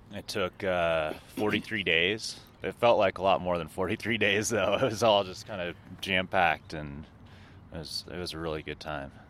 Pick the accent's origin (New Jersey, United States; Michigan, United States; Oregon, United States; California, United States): Oregon, United States; Bend; When I grew up here in Bend